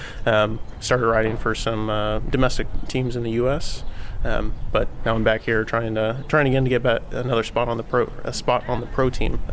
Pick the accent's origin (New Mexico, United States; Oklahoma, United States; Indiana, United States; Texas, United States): Texas, United States; Austin; I'm from Austin, Texas, 25 years old